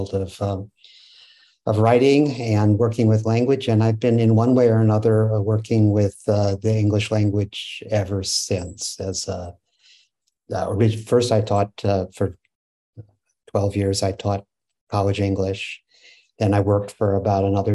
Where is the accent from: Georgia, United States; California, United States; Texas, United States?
California, United States; San Francisco Bay Area; I grew up in the San Francisco Bay Area